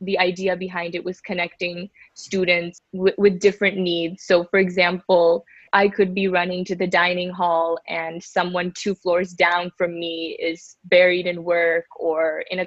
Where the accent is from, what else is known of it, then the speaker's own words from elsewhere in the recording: Bay Area, California, United States; moved away as an adult; also born or lived in New York; I grew up in the Bay Area, about 30 minutes outside of San Francisco. Lived here my whole life